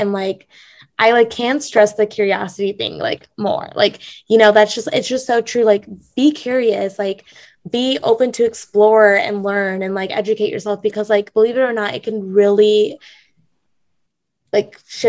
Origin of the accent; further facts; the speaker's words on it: North India, India; even though Divya and I are both Indian, we're like, she's South Indian, I'm North Indian, and it's so different.